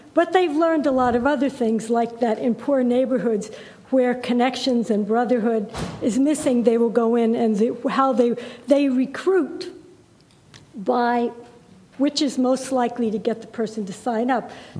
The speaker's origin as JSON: {"language": "English", "region": "New York", "country": "United States", "said": "as a New Yorker"}